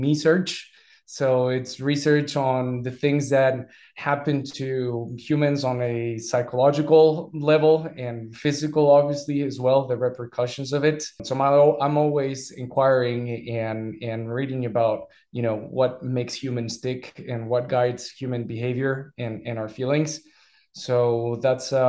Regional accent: Mexico; English is a second language; also born or lived in United States / Scotland; now in France; I am from Mexico

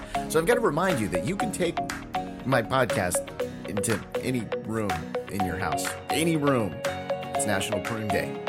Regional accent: California, United States; like in California today, here in my home state, we can actually take those masks off today.

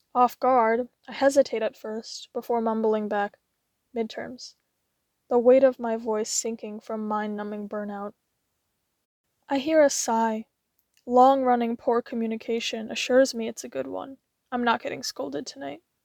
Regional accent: United States; I'm an Asian-American woman

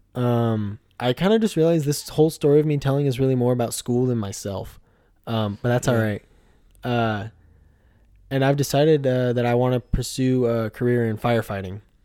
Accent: Puyallup, Washington, United States; also born or lived in Tacoma, Washington; I was born in Tacoma, Washington, but uh, raised in Puyallup, Washington, um, which is uh, about an hour or so uh, south of Seattle

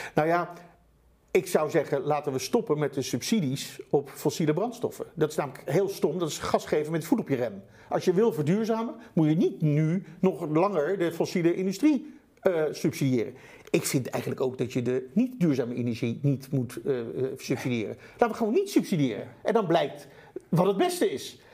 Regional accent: Netherlands; Wij als Nederlanders, het land van de nou, wonderen

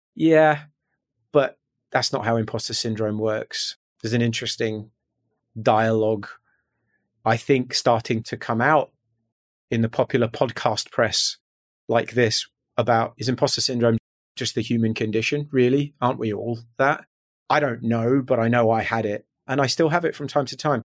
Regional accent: just outside Glasgow, West Central Scotland, United Kingdom; moved away as an adult; I grew up in strangely West Central Scotland, just outside Glasgow, for the first eighteen years of my life

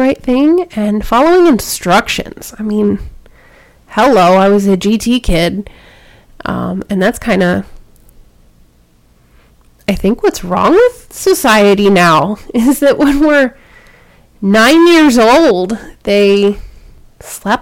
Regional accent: Baltimore, Maryland, United States; I grew up in Baltimore

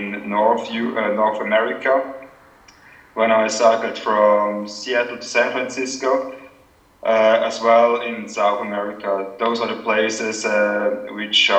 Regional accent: Switzerland; my neighborhood in Switzerland, up in Zellerland.

